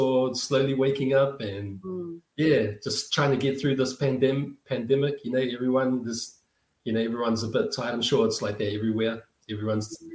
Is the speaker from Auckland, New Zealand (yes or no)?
yes; Auckland, New Zealand; I grew up in the beautiful village of Mangere in South Auckland